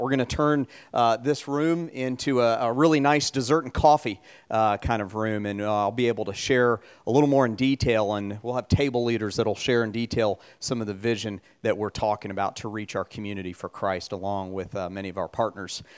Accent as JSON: {"language": "English", "town": "Atlanta", "region": "Georgia", "country": "United States", "tie": "born or raised there", "moved": "yes", "lives_now": "Hilton Head Island, United States", "said": "my hometown, Atlanta"}